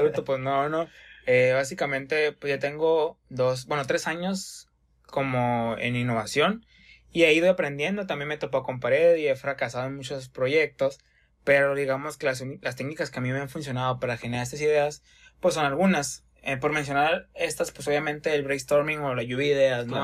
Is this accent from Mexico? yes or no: yes; Hermosillo, Sonora, Mexico; somos de Hermosillo, Sonora